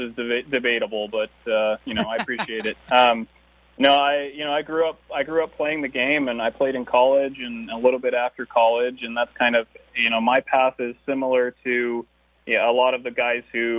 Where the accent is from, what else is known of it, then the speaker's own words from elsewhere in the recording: Alaska, United States; also born or lived in Romania; I grew up mostly in Alaska, where I started school